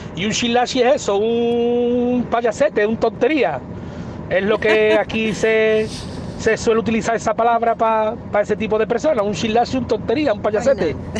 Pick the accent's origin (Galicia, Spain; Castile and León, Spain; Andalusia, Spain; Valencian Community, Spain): Andalusia, Spain; Alcalá de Guadaíra; now in El Viso del Alcor, Spain; Yo soy de Alcalá de Guadaira, pero hace muchos años que, vivo en el viso del Arco